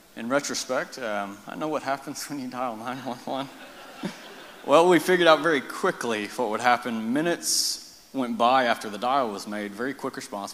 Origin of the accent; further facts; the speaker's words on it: Marble Falls, Texas, United States; also born or lived in Austin, Texas; raised in Marble Falls